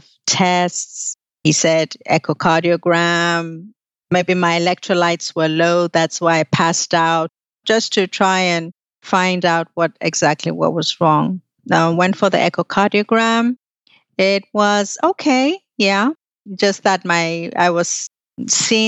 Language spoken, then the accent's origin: English; Nigeria; moved away; I was in Nigeria at the time. I'm Nigerian.